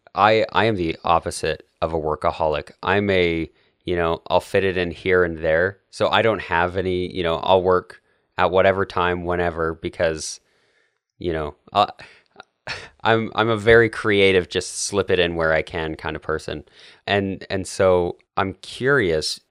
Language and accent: English; Canada; now in United States; I'm Canadian